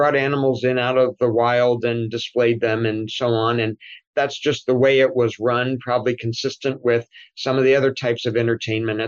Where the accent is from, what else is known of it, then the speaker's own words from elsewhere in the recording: Washington, District of Columbia, United States; moved away as an adult; also born or lived in Des Moines, Iowa; now in Indianapolis, United States; I was born right in Washington, D.C.